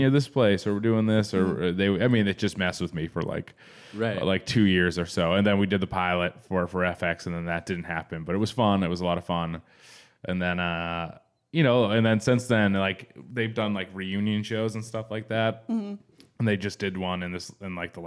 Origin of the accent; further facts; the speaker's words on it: New England, United States; now in Los Angeles, United States; I'm from New England and it's old and there's a lot of old houses